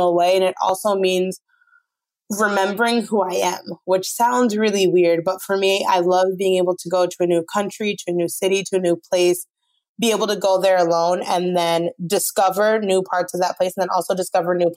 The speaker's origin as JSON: {"language": "English", "region": "Brooklyn / upstate New York", "country": "United States", "tie": "born or raised there", "moved": "as an adult", "lives_now": "Jávea, Spain", "said": "I'm originally from Brooklyn. And then I moved to a small town upstate New York when I was in about fifth grade."}